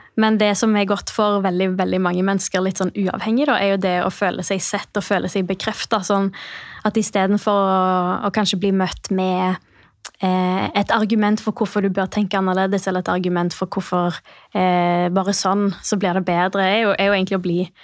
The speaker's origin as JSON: {"language": "Norwegian", "town": "Stavanger", "region": "Rogaland", "country": "Norway", "also_born_or_lived": "Bergen", "moved": "as an adult", "said": "jeg kommer fra Stavanger. Ja. Har bodd i Bergen i jeg tror det er nesten elleve år. Nylig flytta tilbake."}